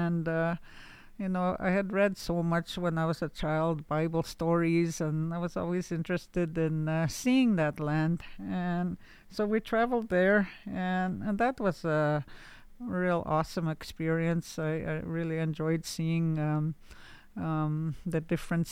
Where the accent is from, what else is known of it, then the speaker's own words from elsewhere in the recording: Canada; also born or lived in Laxo First Nation / Nigwans Bay / Pelican Lake Indian Residential School; now in Frenchman's Head, Canada; I'm from Laxo First Nation. I grew up in Nigwans Bay and Kijik Bay, and now I reside in Frenchman's Head